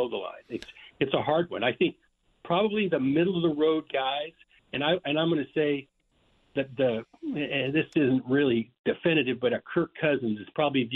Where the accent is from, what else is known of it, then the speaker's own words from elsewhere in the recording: Idaho, United States; moved away; also born or lived in Washington / Oregon; I'm born and raised in Idaho and lived in Washington, Oregon